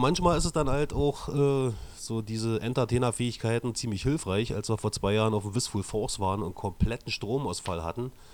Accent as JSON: {"language": "German", "region": "East Germany", "country": "Germany", "said": "mich als Ossi"}